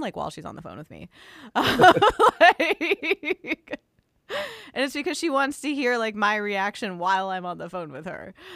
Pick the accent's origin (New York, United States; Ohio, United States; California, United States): California, United States; Los Angeles; my hometown newspaper of the L A Times